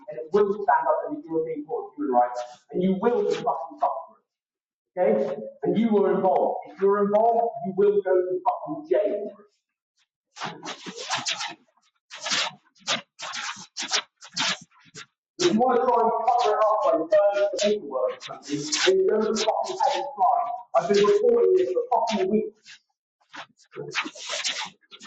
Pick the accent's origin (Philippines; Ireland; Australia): Ireland; I'm a gypsy. I'm a traveler. I'm Irish.